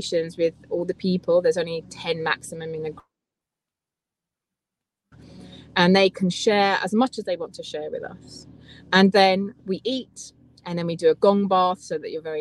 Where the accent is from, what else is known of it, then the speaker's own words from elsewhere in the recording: Essex, East of England, United Kingdom; So I was born in Essex, so I feel I'm really English.